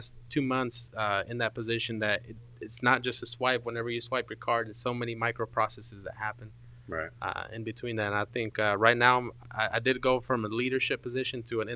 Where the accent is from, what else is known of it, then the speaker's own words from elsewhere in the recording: Dallas, Texas, United States; also born or lived in San Luis Potosí, Mexico; born in Mexico, San Luis Potosí, came to the United States since I got here at 2 years old, and kind of I grew up in East Dallas